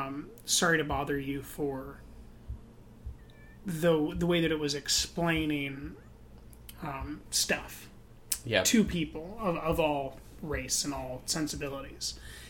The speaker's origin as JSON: {"language": "English", "town": "Oakland", "region": "California", "country": "United States", "said": "It was more like, we're people from Oakland. We want to talk about our experience and try to, like, be authentic."}